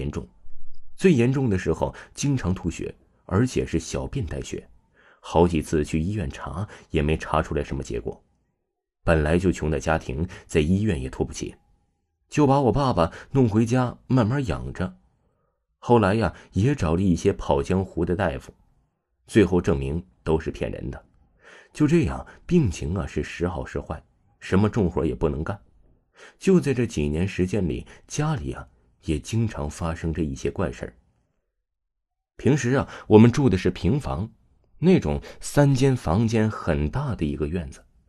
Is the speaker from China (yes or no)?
yes; Shandong–Henan border, China; 我老家呀是山东和河南交界的一个农村，我家里呀哥儿我们三个，我排行老二。